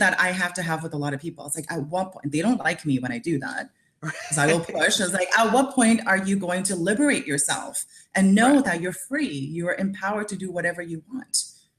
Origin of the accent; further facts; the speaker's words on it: India; I'm Indian Chinese, so I came from India, and I'm Chinese.